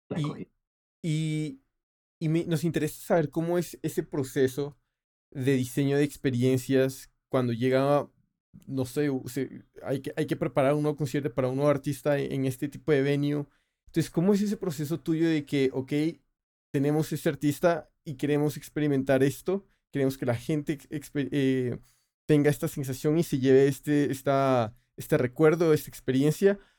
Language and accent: Spanish; Colombia; moved away; yo soy colombiano